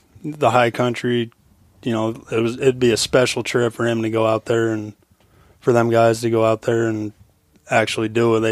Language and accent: English; Rock Springs, Wyoming, United States; moved away as an adult; now in Fairbanks, United States; Rock Springs, Wyoming, my hometown.